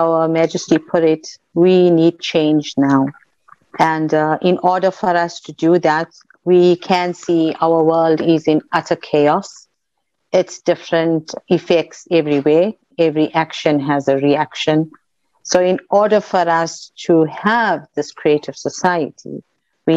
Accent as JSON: {"language": "English", "country": "South Africa", "said": "I'm an Indian South African"}